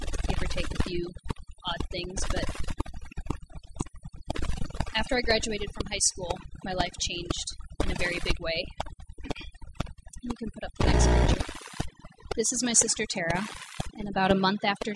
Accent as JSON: {"language": "English", "town": "Cedarburg", "region": "Wisconsin", "country": "United States", "tie": "born or raised there", "said": "I grew up in Cedarburg, Wisconsin, a small town"}